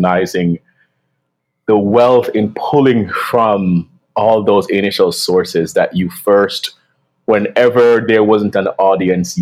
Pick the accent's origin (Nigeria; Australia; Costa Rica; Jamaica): Jamaica; moved away as an adult; now in New York, United States; growing up in Jamaica